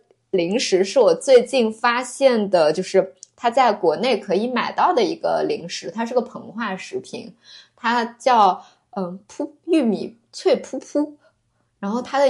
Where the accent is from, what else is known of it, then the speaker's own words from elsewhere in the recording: Yuncheng, Shanxi, China; 就我是山西的嘛，那我们山西运城的苹果